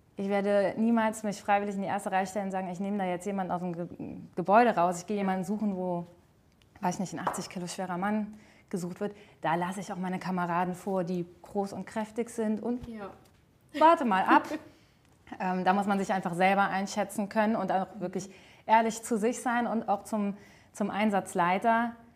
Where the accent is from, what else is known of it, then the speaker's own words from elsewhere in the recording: Altrich, Rhineland-Palatinate, Germany; moved away as an adult; now in Salmtal, Germany; Bin äh, gebürtig aus Altrich und wohne zwischenzeitlich in Seimtal